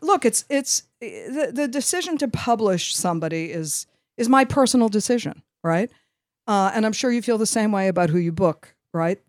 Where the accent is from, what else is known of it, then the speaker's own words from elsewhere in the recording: New York, United States; I'm from New York, and, you know, I have an affect, the affect of a New